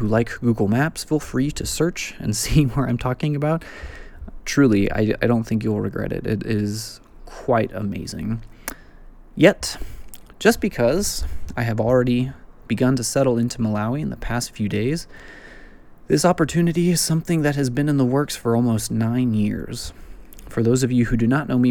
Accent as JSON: {"language": "English", "region": "West Texas", "country": "United States", "said": "I'm from West Texas"}